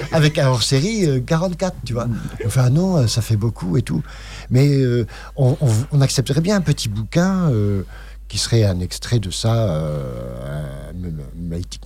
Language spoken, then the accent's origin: French; Bordeaux, Nouvelle-Aquitaine, France; moved away as an adult; also born or lived in Paris; Je suis né à Bordeaux, puis j'ai monté une radio en, septembre 81